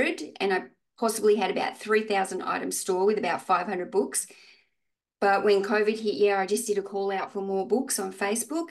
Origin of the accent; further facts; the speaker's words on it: Australia; I'm from Australia.